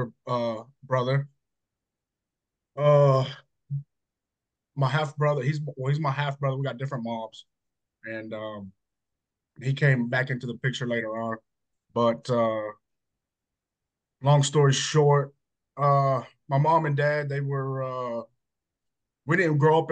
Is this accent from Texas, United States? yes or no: yes; Hutto, Texas, United States; also born or lived in Georgetown, Texas; I'm from Hutto. Small town Hutto, not so small town. Grew up there, born and raised